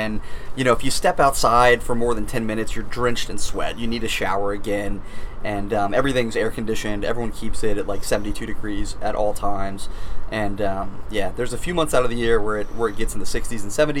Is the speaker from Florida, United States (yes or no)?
yes; Florida, United States; moved away as an adult; now in Maine, United States; I'm from Florida originally, yes.